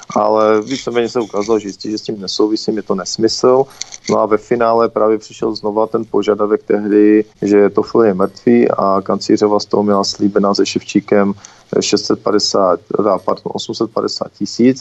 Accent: Karviná, Moravian-Silesian Region, Czechia; já jsem z Karviné

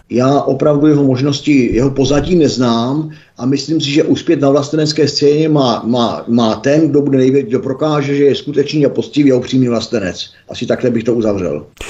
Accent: Czechia; já jsem Čech

